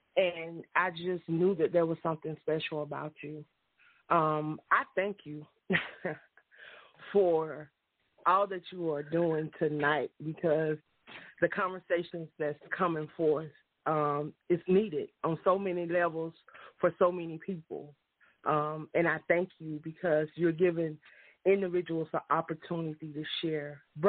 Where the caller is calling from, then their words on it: Union City, Georgia, United States; I'm calling from Union City, Georgia tonight.